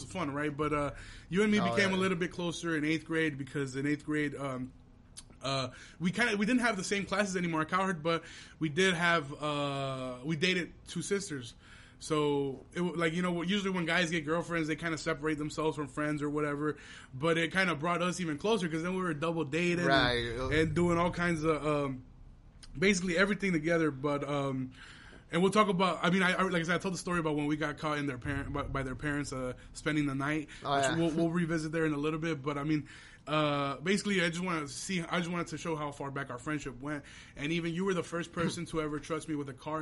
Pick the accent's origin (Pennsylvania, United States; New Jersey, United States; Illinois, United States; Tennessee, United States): Illinois, United States; Aurora; We're from Aurora